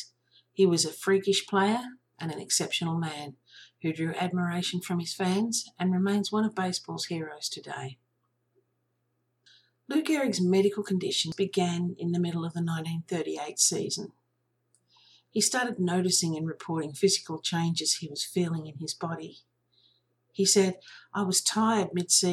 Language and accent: English; Australia; I'm an Australian